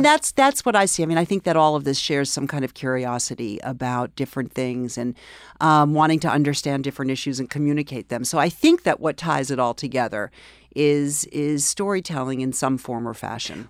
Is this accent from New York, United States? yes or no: yes; New York City, New York, United States; also born or lived in Springfield; I grew up here in New York